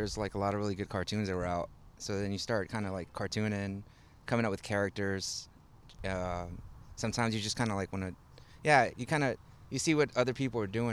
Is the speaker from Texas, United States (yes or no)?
yes; Houston, Texas, United States; also born or lived in Monterrey, Mexico; I was born in Monterrey, and so my parents moved here when I was 3 or 4, and they moved to like the north side of the city, kind of like Quitman, Fulton area, and I spent like 6-8 years there.